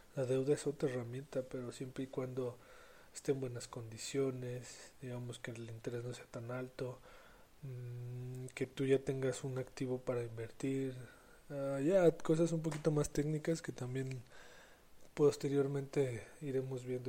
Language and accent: Spanish; San Luis Potosí, Mexico; yo que soy de San Luis